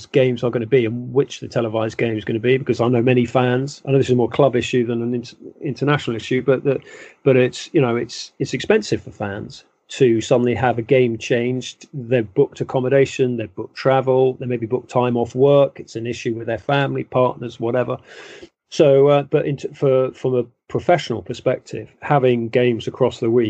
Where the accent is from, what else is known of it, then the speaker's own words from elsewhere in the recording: London, United Kingdom; I grew up quite near Wembley.